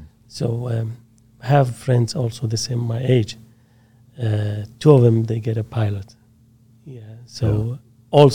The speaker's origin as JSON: {"language": "English", "town": "Habbaniyah", "region": "Al Anbar", "country": "Iraq", "tie": "born or raised there", "also_born_or_lived": "Mosul / Baghdad", "second_language": "English", "moved": "as an adult", "lives_now": "United States", "said": "I grew up in Habaniya Air Base. They call it Tammuz Air Base. From 1963 till 1976, you moved to Baghdad"}